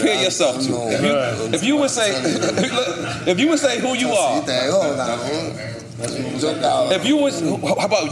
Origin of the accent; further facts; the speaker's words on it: New York City, New York, United States; moved away as an adult; also born or lived in Caguas, Puerto Rico; now in Miami, United States; I'm from Queens